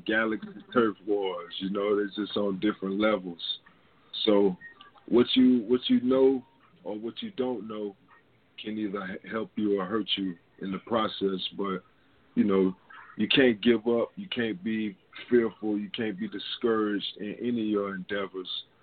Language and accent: English; San Diego, California, United States; I was born in San Diego, California